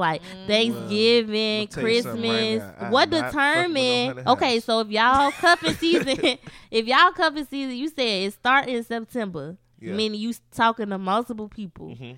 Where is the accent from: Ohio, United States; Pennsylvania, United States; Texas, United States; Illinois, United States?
Illinois, United States; Chicago; I'm from Chicago